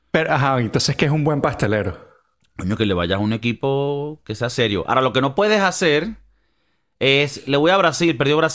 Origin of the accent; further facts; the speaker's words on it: Venezuela; ¿Tú crees que como venezolanos es una dicha o, o es una.